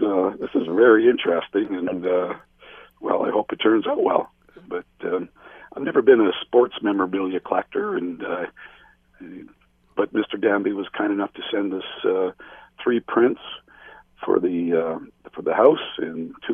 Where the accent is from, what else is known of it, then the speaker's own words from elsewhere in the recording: Peterborough, Ontario, Canada; growing up in Peterborough, I had a chance to watch Bernie Parent